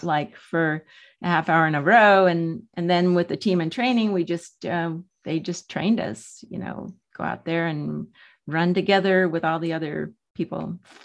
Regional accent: San Diego, California, United States; I was born in San Diego. I have lived here all my seventy-two years

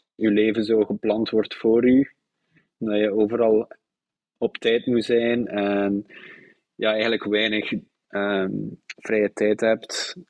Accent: Zottegem, Flanders, Belgium; moved away as an adult; also born or lived in Brussels / Zeebrugge / Bruges; now in Netherlands; geboren in Zottegem.

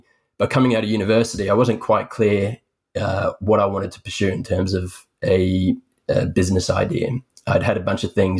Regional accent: Sydney, New South Wales, Australia; born and raised in Sydney, Australia

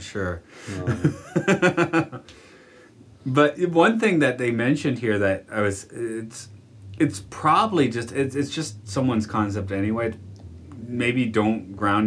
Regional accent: Atlanta, Georgia, United States; now in Japan

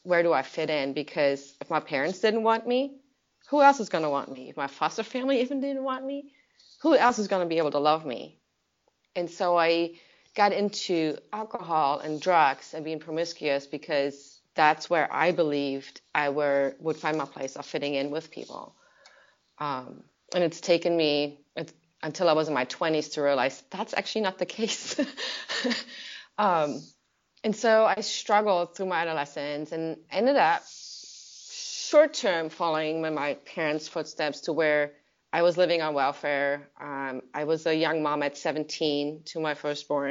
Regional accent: Germany; moved away; I'm from Germany, so the culture about alcohol is very different over there

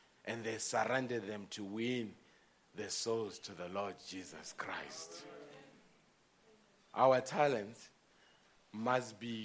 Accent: South Africa; we South Africans

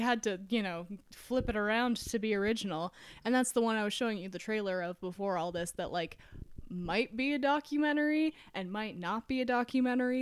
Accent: Utah, United States; we're, we're from Utah

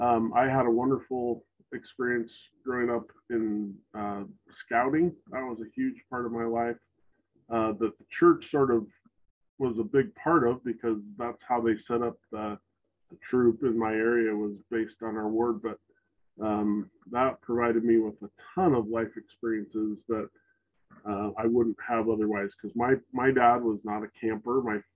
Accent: Salt Lake City, Utah, United States; And so he had a whole different perspective and like life experience than we did for growing up in Salt Lake City.

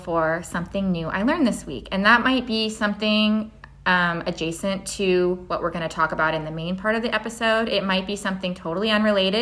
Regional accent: Oregon, United States; I'm from Oregon. And so I learned a lot about Oregon history through the context of pioneers, because that's what was happening when I was learning in elementary school

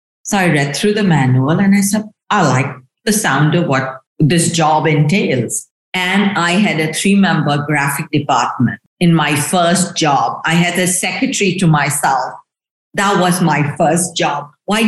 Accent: Shillong, Meghalaya, India; also born or lived in Delhi; While I was born in Delhi, my formative years at sort of schooling were in a place called Shillong. It's in a state called Meghalaya in the northeast of India.

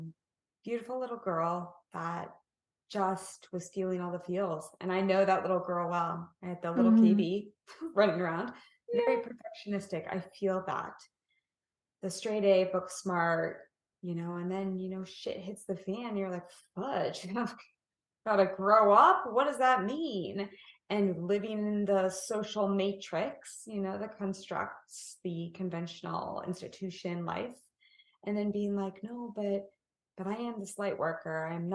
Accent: Kansas City, Missouri, United States; now in California, United States; Ah, I'm a Midwest girl too. I'm a Kansas City girl.

